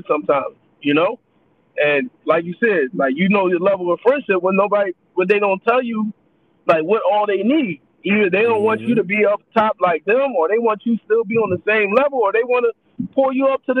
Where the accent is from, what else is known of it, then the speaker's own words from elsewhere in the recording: Philadelphia, Pennsylvania, United States; I'm proud of where I came from. Like, I'm a kid from North Philly